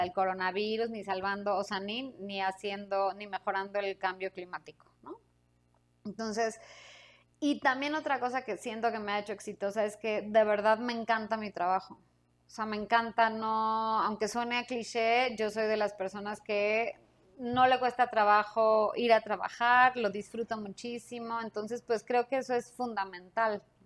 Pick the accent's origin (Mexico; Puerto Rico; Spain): Mexico; Mexico City; moved away as an adult; yo soy de aquí. Yo soy este chilanga.